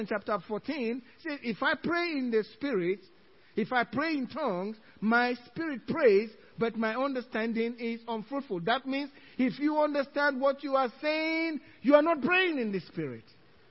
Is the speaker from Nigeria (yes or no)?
yes; Nigeria; English is a second language; now in Cypress, United States; Some in English, some in my native tongue. The way Americans say it, Nigerian.